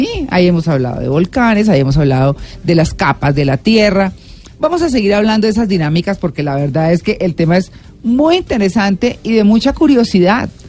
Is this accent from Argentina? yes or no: no; Santander, Colombia; moved away; yo crecí en Santander, digamos que llegué muy chiquita y viví unos buenos años